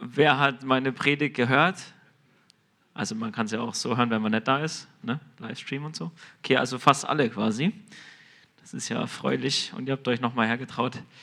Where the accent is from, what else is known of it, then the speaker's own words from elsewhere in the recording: Germany; wir als Deutsche